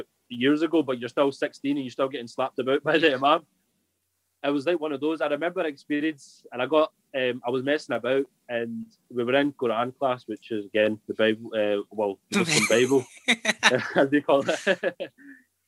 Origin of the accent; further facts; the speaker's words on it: Scotland, United Kingdom; moved away; also born or lived in Bolton; I was Scottish